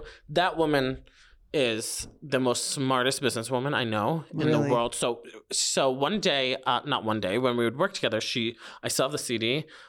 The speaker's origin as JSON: {"language": "English", "region": "New York", "country": "United States", "accent": "New York", "said": "Trained myself being in entertainment to like let go of my New York accent."}